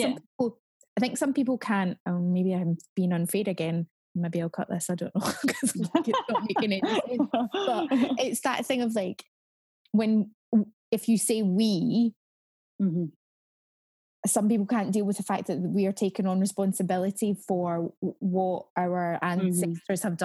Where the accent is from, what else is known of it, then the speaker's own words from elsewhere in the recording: Scotland, United Kingdom; there was almost this attitude that somehow Scotland and the UK, we were above everything that was happening